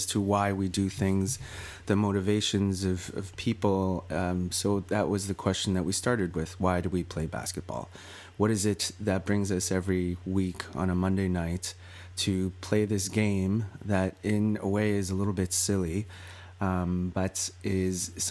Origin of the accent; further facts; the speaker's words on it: New Jersey, United States; now in Canada; I grew up in the States